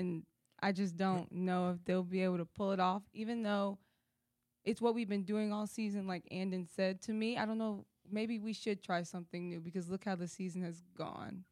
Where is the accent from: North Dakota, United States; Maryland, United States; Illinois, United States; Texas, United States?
Texas, United States; Houston; I'm from Houston